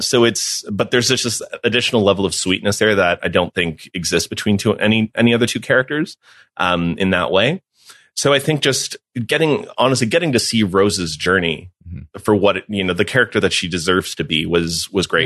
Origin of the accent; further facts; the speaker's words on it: Mexico; moved away; I grew up in Mexico